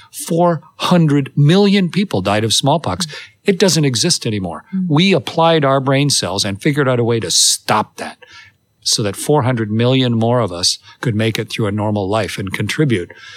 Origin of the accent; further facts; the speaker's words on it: Canada; I'm Canadian